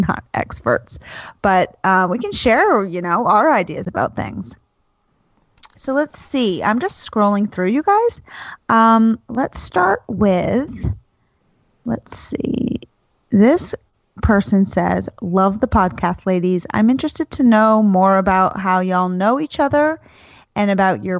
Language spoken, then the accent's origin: English; Florida, United States; also born or lived in New England; We moved from New England down to Florida